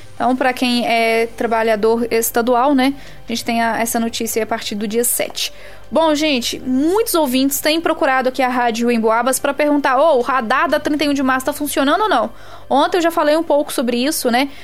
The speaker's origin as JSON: {"language": "Portuguese", "town": "Resende Costa", "region": "Minas Gerais", "country": "Brazil", "moved": "yes", "said": "eu sou de Resende Costa"}